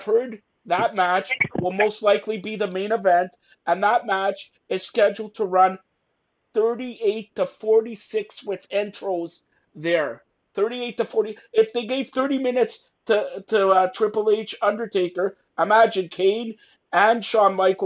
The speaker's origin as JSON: {"language": "English", "country": "Canada", "said": "I am Canadian"}